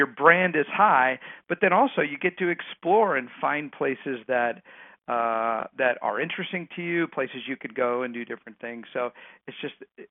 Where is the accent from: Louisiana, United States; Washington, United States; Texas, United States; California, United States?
Texas, United States; moved away; I grew up in Texas